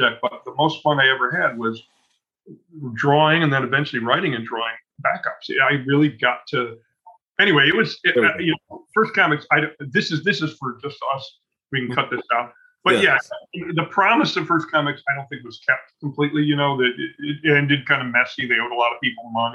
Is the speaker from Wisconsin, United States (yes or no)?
no; Evanston, Illinois, United States; also born or lived in Chicago; I was born in Chicago and I've spent most of my life here, but Evanston is adjacent. It's a suburb just north of Chicago. That's really where I grew up